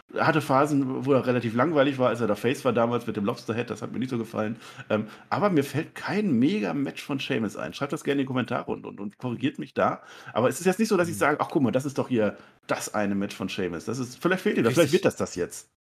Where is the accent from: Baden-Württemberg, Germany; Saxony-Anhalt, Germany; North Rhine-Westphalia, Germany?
North Rhine-Westphalia, Germany; Münsterland; Ich komme aus dem Münsterland, weißt du, da isst man Grünkohl